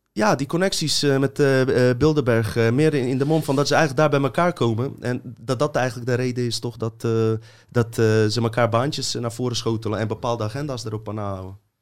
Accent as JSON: {"language": "Dutch", "country": "Bosnia & Herzegovina", "moved": "yes", "said": "ik kom uit een corrupt land, uit Joegoslavië, Bosnië"}